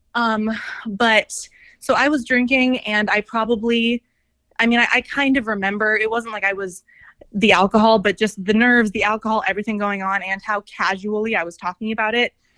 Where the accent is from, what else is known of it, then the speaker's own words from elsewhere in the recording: Scottsdale, Arizona, United States; I grew up in Scottsdale